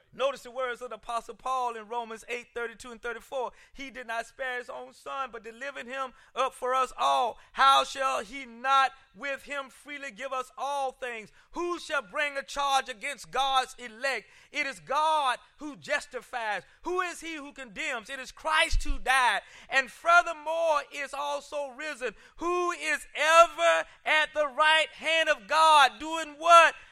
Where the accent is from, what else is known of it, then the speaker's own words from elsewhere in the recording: Columbia, South Carolina, United States; moved away; back home at the Jehovah Missionary Baptist Church where I grew up in Columbia, South Carolina, I would sit there as a, as a, as a little boy